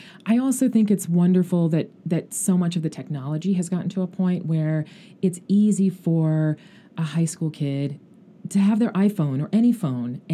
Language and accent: English; Klamath Falls, Oregon, United States; moved away as an adult; also born or lived in Anchorage, Alaska; now in Los Angeles, United States; I grew up most of my childhood in Klamath Falls. I was born in Anchorage, Alaska